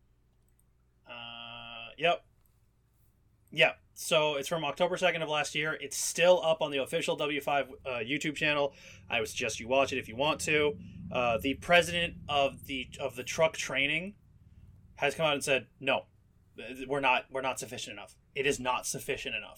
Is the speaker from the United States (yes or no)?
no; Canada; as a Canadian